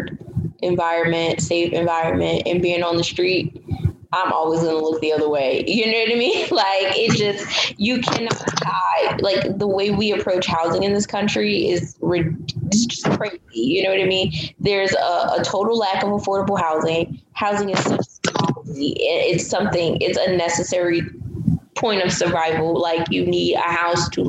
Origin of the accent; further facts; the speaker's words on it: East Orange, New Jersey, United States; also born or lived in Newark, New Jersey; now in Florida, United States; So I was born in New Jersey. I lived in Newark I lived in the East Orange area for most of my life.